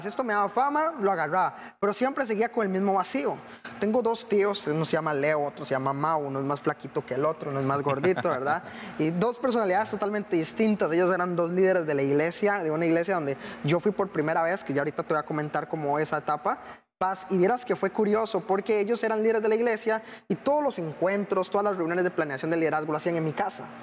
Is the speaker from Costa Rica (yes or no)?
yes; Costa Rica; soy de Costa Rica, aquí nomás, unos cinco países para abajo